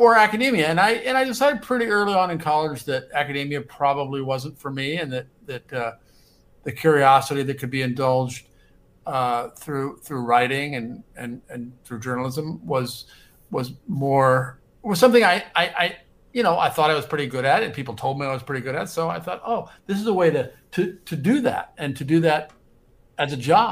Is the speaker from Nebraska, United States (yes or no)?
yes; Omaha, Nebraska, United States; moved away as an adult; now in New York, United States; I grew up in Omaha, Nebraska, and certainly if not for the fact that I grew up in Omaha, Nebraska in the 1960s and 70s